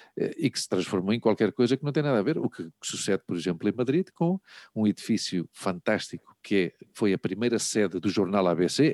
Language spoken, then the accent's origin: Portuguese; Lisbon, Portugal; moved away as an adult; nós, na nossa adolescência, até que eu, que eu, que eu saí de Portugal, nós vivemos, vive, vivíamos muito Lisboa